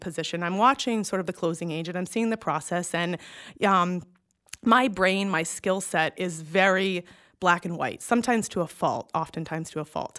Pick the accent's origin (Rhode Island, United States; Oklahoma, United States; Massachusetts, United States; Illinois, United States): Massachusetts, United States; moved away as an adult; also born or lived in Connecticut; John's company transfers him back to the Boston location. So we moved back home